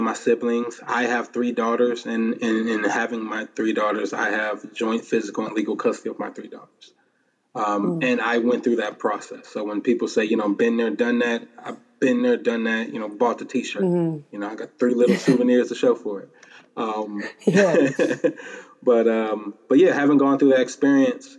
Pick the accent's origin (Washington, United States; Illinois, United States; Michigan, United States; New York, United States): Michigan, United States; Detroit; growing up in Detroit, 7 mile area